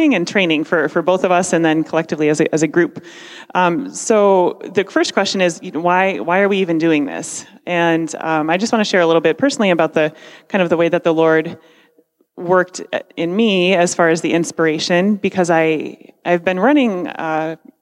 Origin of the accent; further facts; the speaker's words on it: Parma, Ohio, United States; I'm from Parma